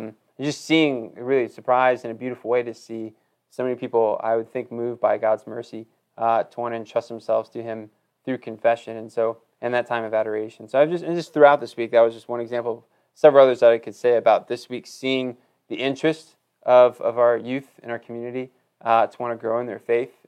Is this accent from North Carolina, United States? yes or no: yes; Wilmington, North Carolina, United States; moved away as an adult; also born or lived in Tennessee; I grew up in Wilmington, North Carolina